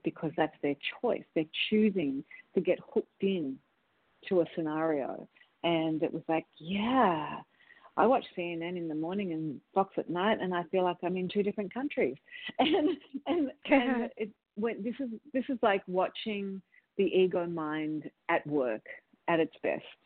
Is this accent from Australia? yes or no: yes; Australia; moved away as an adult; now in United States; as an Australian